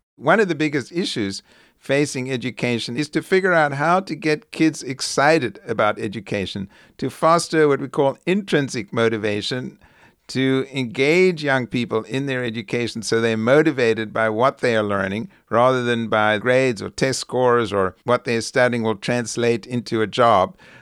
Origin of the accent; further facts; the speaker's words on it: South Africa; now in United States; growing up during the apartheid years